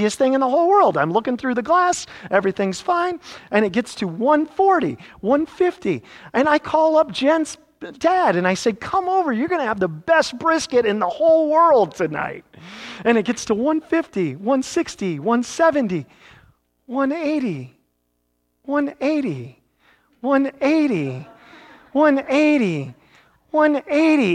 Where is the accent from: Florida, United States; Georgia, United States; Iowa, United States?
Iowa, United States; now in Lake Mary, United States; growing up in Iowa